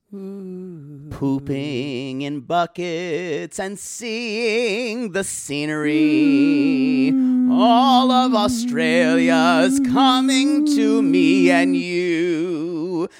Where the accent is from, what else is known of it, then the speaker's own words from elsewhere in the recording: United States; I'm American